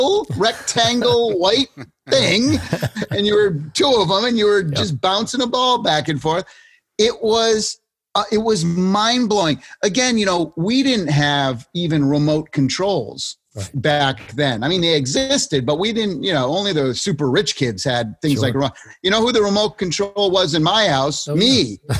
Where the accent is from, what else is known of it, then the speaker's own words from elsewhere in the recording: Springfield, Massachusetts, United States; I grew up in Massachusetts and Springfield, where the home office of Mass Mutual is